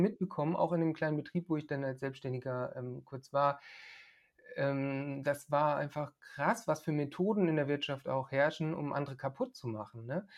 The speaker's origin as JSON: {"language": "German", "country": "Germany", "moved": "yes", "lives_now": "Bulgaria", "said": "als Deutsche hier"}